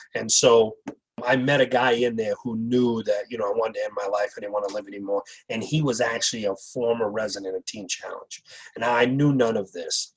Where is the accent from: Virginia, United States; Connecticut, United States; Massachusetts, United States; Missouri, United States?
Massachusetts, United States; Wareham; I grew up in Wareham, uh, Massachusetts, uh, as a young kid.